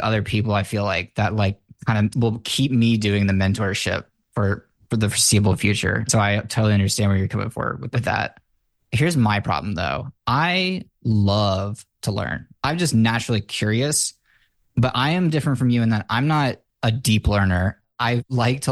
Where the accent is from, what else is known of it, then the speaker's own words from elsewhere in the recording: United States; I was raised in the American school system.